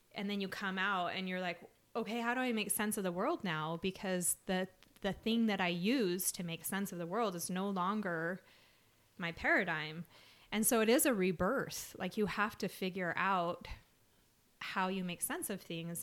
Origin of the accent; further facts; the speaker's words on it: Salt Lake City, Utah, United States; I grew up in Salt Lake